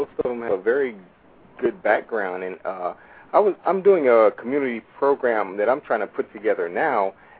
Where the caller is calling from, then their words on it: Illinois, United States; I'm calling from Illinois.